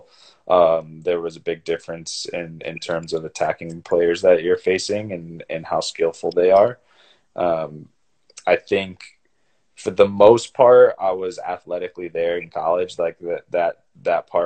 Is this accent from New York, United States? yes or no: no; Cleveland, Ohio, United States; moved away as an adult; also born or lived in San Jose / Notre Dame; now in Toronto, Canada; I grew up in Cleveland, Ohio, nowhere near the water